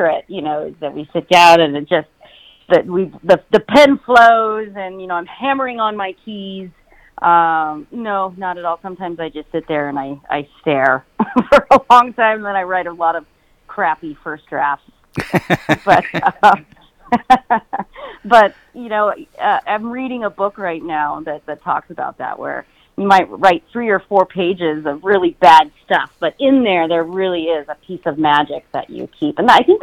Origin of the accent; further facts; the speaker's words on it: Reno, Nevada, United States; moved away as an adult; also born or lived in Indiana; now in Truckee, United States; I'm actually born and raised in Reno